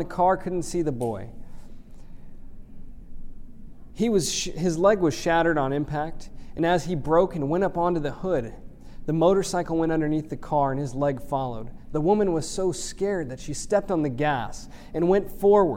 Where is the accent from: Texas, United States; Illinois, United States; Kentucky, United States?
Texas, United States; Houston; I grew up in Houston, Texas